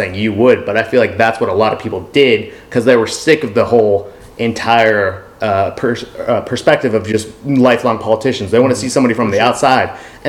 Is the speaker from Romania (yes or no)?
no; England, United Kingdom; now in United States; I'm from England. Like, these are the natural settlers.